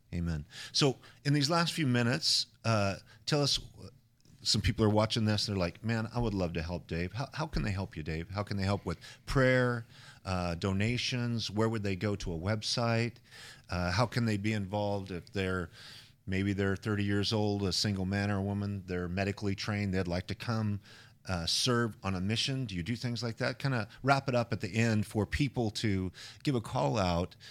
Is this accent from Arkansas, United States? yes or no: no; Idaho, United States; I come from Idaho